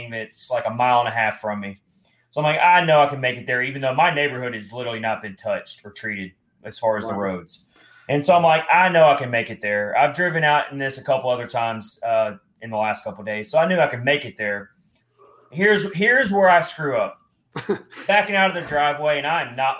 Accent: Nashville, Tennessee, United States; also born or lived in Philadelphia; as a Nashville native

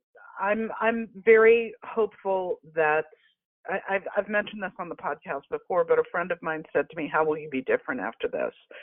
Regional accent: Los Angeles, California, United States; growing up in Los Angeles

